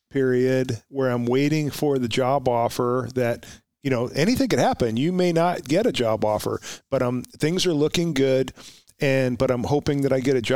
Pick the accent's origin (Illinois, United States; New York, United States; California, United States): California, United States; Oxnard; So the idea was I'm going to go home. I'm from Oxnard, so I'll apply to Oxnard PD.